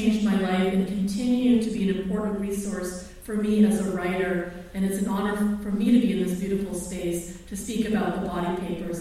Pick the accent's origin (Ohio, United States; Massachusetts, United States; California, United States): Massachusetts, United States; first language Tagalog; English is a second language; also born or lived in Philippines; I grew up in Massachusetts